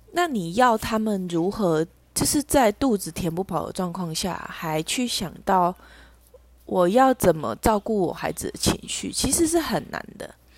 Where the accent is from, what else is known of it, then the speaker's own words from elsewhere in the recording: Tainan, Taiwan; 我的生活圈就是在台南